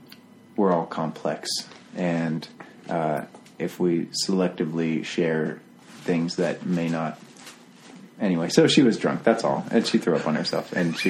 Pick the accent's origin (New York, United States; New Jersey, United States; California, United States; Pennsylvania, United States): Pennsylvania, United States; Pittsburgh; now in Richmond, United States; I am a young man, and I moved here to Richmond from Pittsburgh about 2.5 years ago.